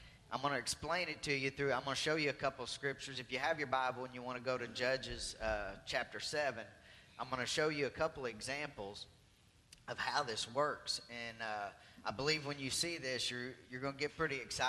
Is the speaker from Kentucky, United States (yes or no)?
no; Arkansas, United States; I'm from Arkansas